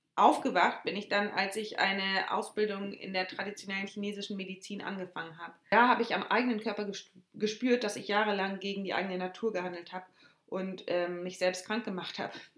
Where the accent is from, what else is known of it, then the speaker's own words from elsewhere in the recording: Schleswig-Holstein, Germany; Ich selbst bin sehr heimatverbunden und ähm, liebe Deutschland und Schleswig-Holstein